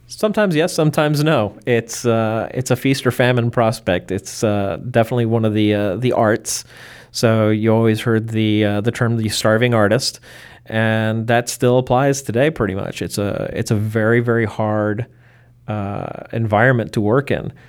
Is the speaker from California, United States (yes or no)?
no; Baltimore, Maryland, United States; I was born in Baltimore in nineteen sixty-nine